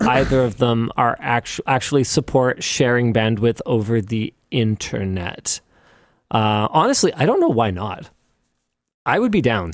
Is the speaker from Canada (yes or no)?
yes; Canada; We're from Canada.